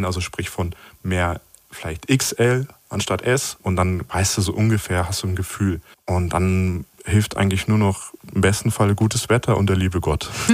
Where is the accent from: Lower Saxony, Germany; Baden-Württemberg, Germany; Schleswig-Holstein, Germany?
Lower Saxony, Germany; Hanover; ich bin in Hannover aufgewachsen